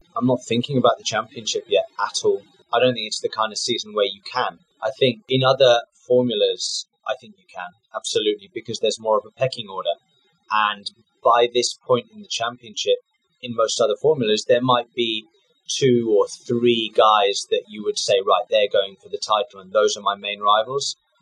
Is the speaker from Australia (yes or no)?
no; United Kingdom; for Jaguar as a British driver